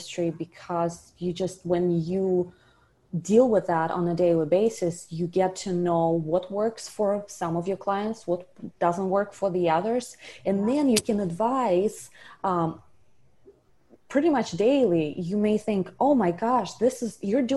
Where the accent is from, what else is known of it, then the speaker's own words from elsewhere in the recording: Russia; moved away as an adult; now in South Florida, United States; I'm originally from Russia. Moved here about 10 years ago and continued on my education